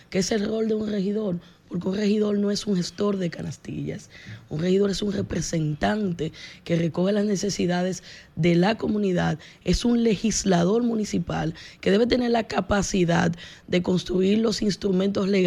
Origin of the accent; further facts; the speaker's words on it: Distrito Nacional, Dominican Republic; Sí, yo nací, me he formado y he recibido muchas oportunidades esta, de esta ciudad y yo quiero devolverle porque hay mucho que hacer en el Distrito Nacional